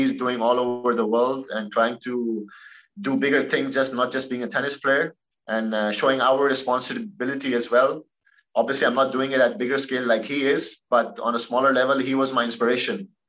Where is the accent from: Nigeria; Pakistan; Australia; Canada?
Pakistan; being a Pakistani and a tennis player